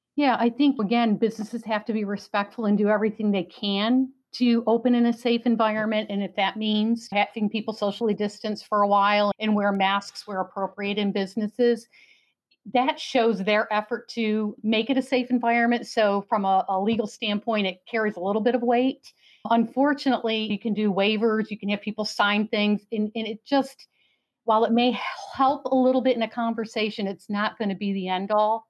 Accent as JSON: {"language": "English", "region": "New York", "country": "United States", "moved": "yes", "lives_now": "Florida, United States", "said": "I'm from New York"}